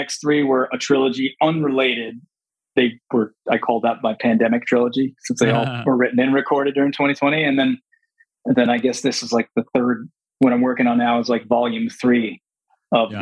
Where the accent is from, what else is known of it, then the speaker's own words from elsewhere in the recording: Long Island, New York, United States; now in the desert (unspecified), United States; born and raised on Long Island.